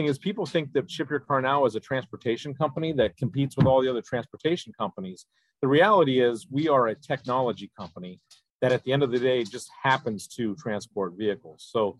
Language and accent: English; Ohio, United States; I decided to ETS and I came back to my hometown of Ohio in the mid to late 90s